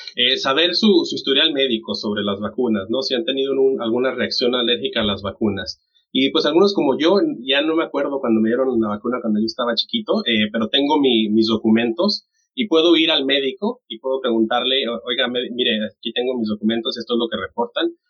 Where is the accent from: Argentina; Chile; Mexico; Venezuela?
Mexico; moved away; yo soy de, de México